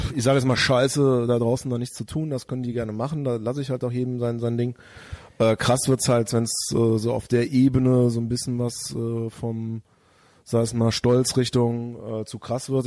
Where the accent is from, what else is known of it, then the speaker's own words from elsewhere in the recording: near Bonn, North Rhine-Westphalia, Germany; now in Cologne, Germany; aus dem, aus dem kleinen Örtchen, wo ich herkomme